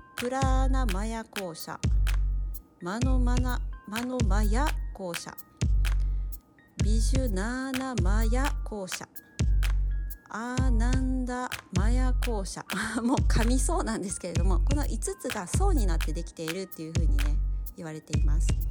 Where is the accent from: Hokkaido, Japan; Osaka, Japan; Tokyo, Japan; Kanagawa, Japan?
Osaka, Japan; accent: Kansai; 私大阪出身なんですけども